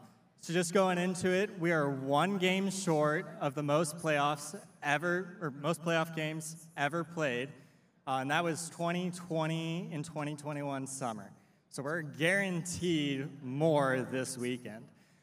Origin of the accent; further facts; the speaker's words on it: Fort Collins, Colorado, United States; I'm from Fort Collins, Colorado.